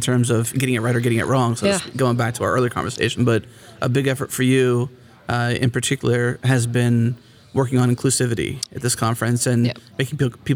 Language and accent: English; Houston, Texas, United States; I'm from Houston, Texas